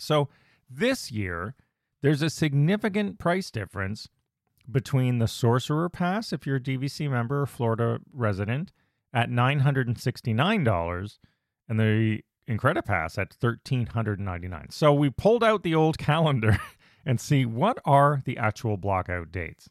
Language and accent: English; Canada; being Canadian, our Thanksgiving's actually in October